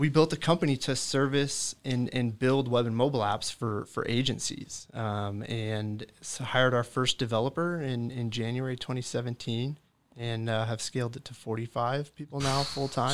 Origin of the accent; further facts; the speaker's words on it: Pleasanton, California, United States; also born or lived in Redding, California / Chico, California; I grew up in Pleasanton, California